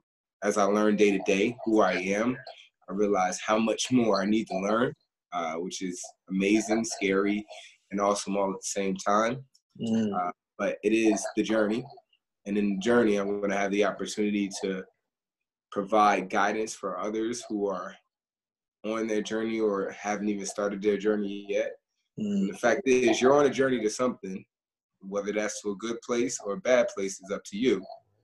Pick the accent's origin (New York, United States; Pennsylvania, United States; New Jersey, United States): New Jersey, United States; Newark; Born and raised in Newark, New Jersey.